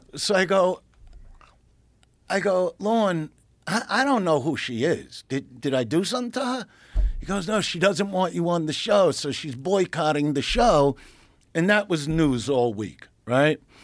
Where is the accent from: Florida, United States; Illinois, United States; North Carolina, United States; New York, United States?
New York, United States; New York City; I'm from Brooklyn, New York